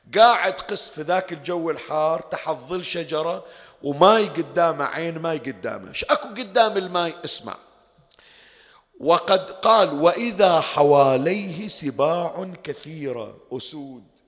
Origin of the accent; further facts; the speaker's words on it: Bahrain; عندنا في البحرين